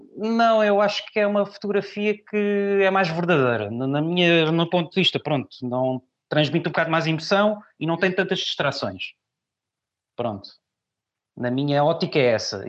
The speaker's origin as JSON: {"language": "Portuguese", "town": "Pinhal Novo", "region": "Setúbal", "country": "Portugal", "tie": "born or raised there", "also_born_or_lived": "Lisbon", "moved": "as an adult", "lives_now": "Barreiro, Portugal", "said": "eu nasci em Lisboa e fui recambiado, eu vivi muitos anos no Punhal Novo."}